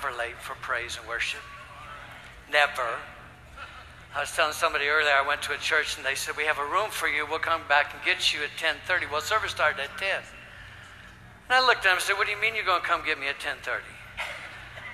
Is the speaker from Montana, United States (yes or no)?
no; Ohio, United States; also born or lived in Michigan; now in Tulsa, United States; I was raised in Ohio, born in Michigan, raised in Ohio